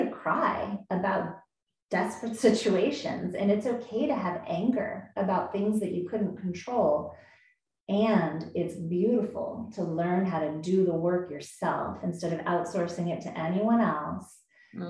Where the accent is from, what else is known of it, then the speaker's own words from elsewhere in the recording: United States; I was born in the States in this body for a reason. I'm a white woman and I'm in San Diego